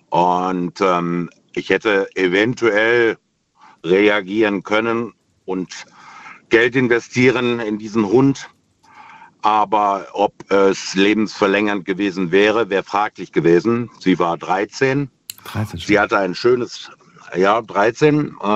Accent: Remscheid, North Rhine-Westphalia, Germany; now in Heitersheim, Germany; Ich komme aus Heitersheim, ursprünglich allerdings aus NRW, aus Remscheid.

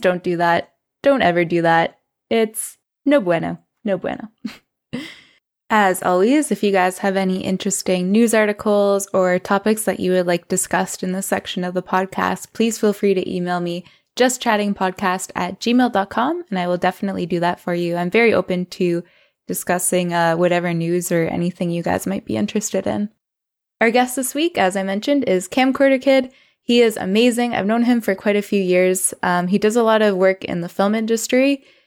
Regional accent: Canada; I'm Canadian

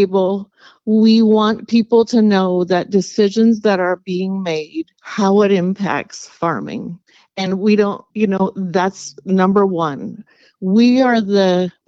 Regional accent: Lynden, Washington, United States; We were both raised in Lynden

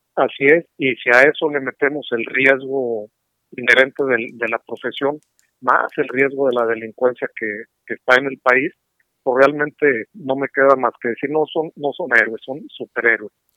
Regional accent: San Luis Potosí, Mexico; now in Monterrey, Mexico; yo soy originario de San Luis, yo así que circunstancias de la vida me trajeron acá a Monterrey

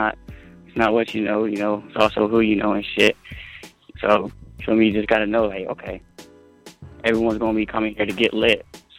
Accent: Florida, United States; I'm a Florida nigga, so I'm pretty sure I'm still a Florida nigga

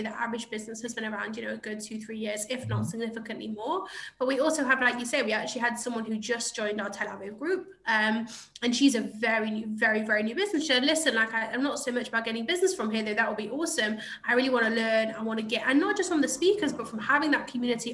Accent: England, United Kingdom; moved away as an adult; also born or lived in London; now in Israel; I'm from England originally.

